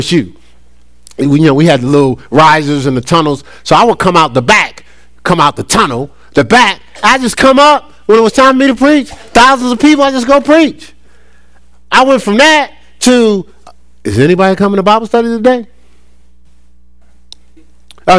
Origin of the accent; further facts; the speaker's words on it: Newark, New Jersey, United States; moved away as an adult; also born or lived in Columbus, Ohio; now in Charlotte, United States; I'm from Newark, New Jersey